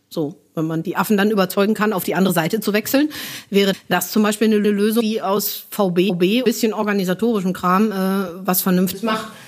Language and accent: German; Northern Germany, Germany; Finde ich nebenbei auch noch ganz hübsch, wenn es verklinkert wird, aber ich komme aus Norddeutschland.